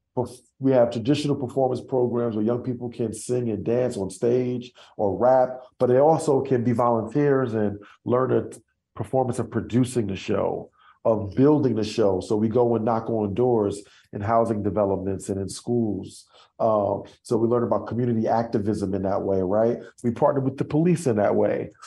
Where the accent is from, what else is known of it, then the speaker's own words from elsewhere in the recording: New York City, New York, United States; accent: Brooklyn; moved away as an adult; now in Dallas, United States; I'm from Brooklyn